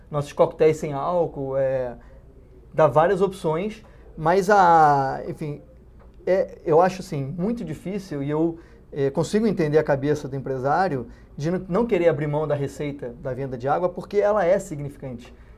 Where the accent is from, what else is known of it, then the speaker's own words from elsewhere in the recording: Rio de Janeiro, Brazil; Os dois são cariocas, como, assim como eu